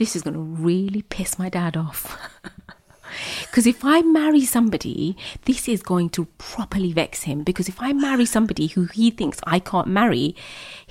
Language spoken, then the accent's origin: English; United Kingdom; I'm British, Muslim, Bangladeshi